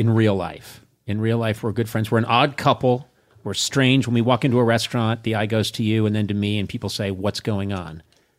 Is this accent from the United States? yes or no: yes; Boston, Massachusetts, United States; moved away; I grew up in Boston, raised there. I still go back regularly because most of my family still lives there.